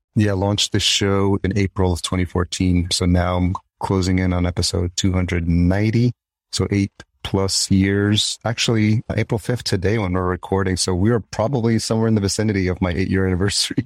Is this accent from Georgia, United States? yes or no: no; New York City, New York, United States; accent: New York; moved away as an adult; also born or lived in El Salvador / Yonkers; now in Minneapolis, United States; grew up in New York, just outside Yonkers, and then grew up in New York City